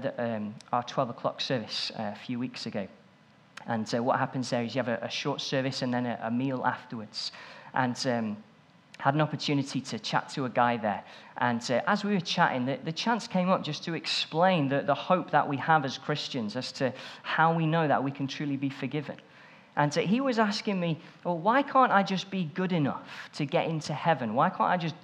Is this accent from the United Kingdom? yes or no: yes; England, United Kingdom; I'm English